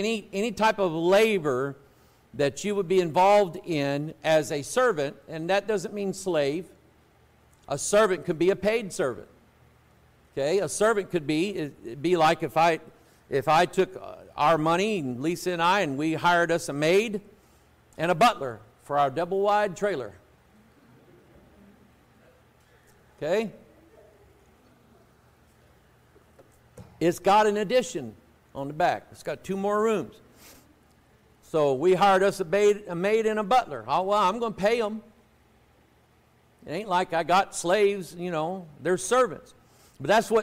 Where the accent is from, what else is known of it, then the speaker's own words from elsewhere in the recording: United States; But I was born in America.